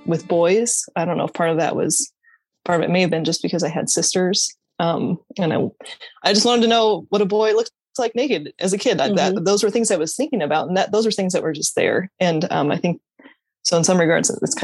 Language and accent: English; Aurora, Colorado, United States; moved away as an adult; now in Des Moines, United States; I reside in Des Moines, Iowa, but I grew up in Aurora, Colorado